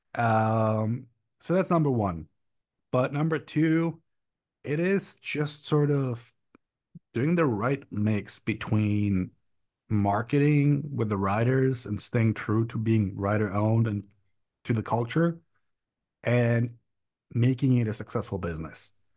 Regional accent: Prague, Czechia; also born or lived in Berlin, Germany; I come from the Czech Republic, Prague, to be specific, but I lived in Berlin, Germany for about four or five years.

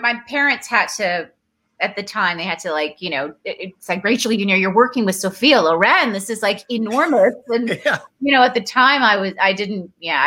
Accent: Toronto, Ontario, Canada; moved away as an adult; also born or lived in Dar es Salaam, Tanzania; now in Los Angeles, United States; I grew up in Toronto, having moved from Tanzania

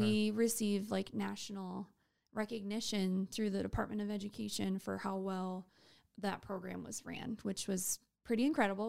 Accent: Waubay, South Dakota, United States; now in Sioux Falls, United States; So, I am from Wabe, South Dakota.

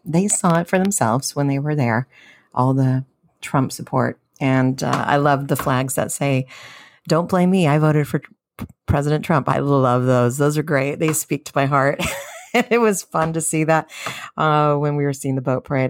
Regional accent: San Diego, California, United States; I'm a Californian, Southern Californian from San Diego

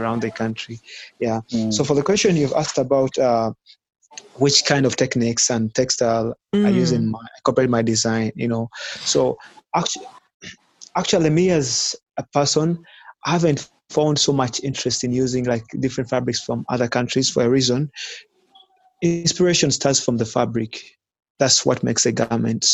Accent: Uganda; born or raised there

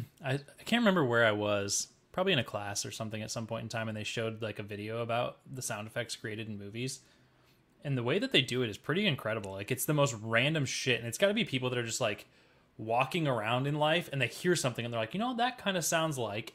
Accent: Cedar Falls, Iowa, United States; moved away; It was Sturgis Falls for me, 'cause I'm from

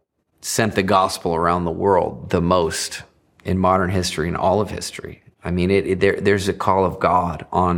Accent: Virginia, United States; I grew up on the East Coast. In Virginia, a few miles away from where the first cross was planted on the shores of North America, Cape Henry.

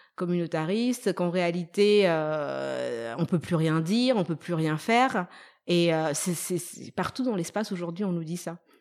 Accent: Madagascar; moved away; also born or lived in France; j'étais malgache

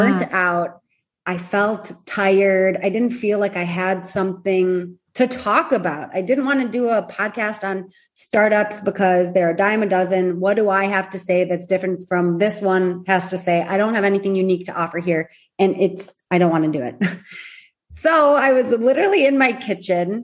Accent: Michigan, United States; accent: Midwestern; now in Tel Aviv, Israel; I'm originally from Michigan, so you might hear a good Midwestern accent

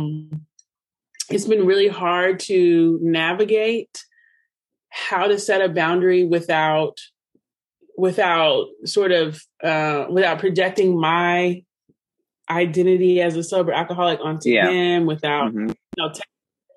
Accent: Louisville, Kentucky, United States; moved away as an adult; So I'm from Louisville

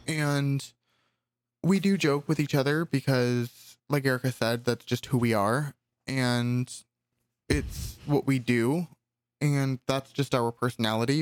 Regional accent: California, United States; As a Californian

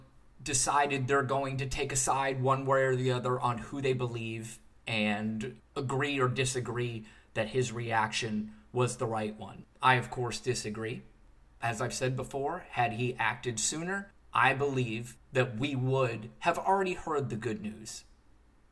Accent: United States; I, as an American citizen

